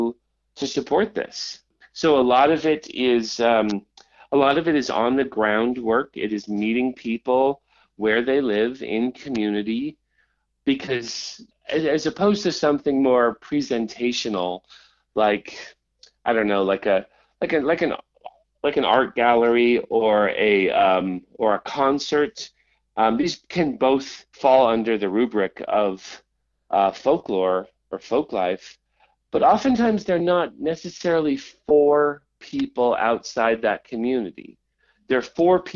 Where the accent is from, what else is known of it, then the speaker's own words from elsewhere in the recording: Utah, United States; now in Washington, United States; I grew up in Utah, but I had family all along the Kitsap Peninsula and in areas of King County